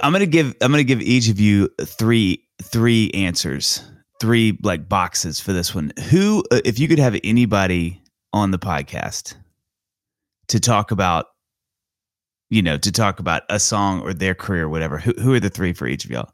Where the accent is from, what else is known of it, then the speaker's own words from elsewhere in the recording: Mississippi, United States; I grew up in Mississippi